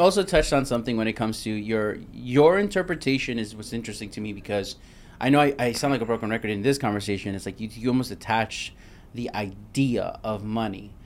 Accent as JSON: {"language": "English", "town": "New York City", "region": "New York", "country": "United States", "moved": "yes", "said": "I'm from Brooklyn"}